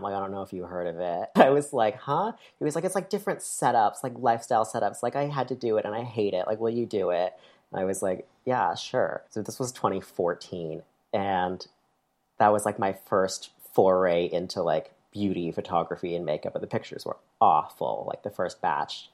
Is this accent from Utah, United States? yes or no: no; near Lake Placid, upstate New York, United States; I grew up in upstate New York